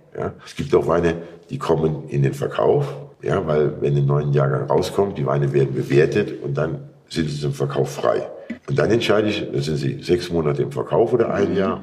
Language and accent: German; Rhineland-Palatinate, Germany; bei uns, ich spreche von der Mosel